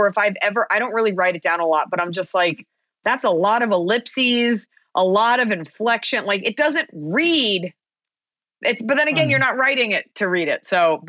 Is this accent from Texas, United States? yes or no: yes; Dallas, Texas, United States; I grew up in Dallas, Texas